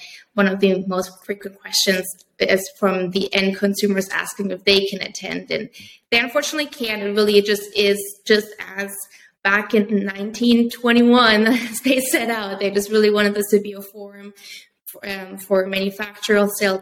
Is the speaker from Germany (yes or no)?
yes; Germany; moved away as an adult; now in United States; I am originally from Germany. So I did go to a U.S. college.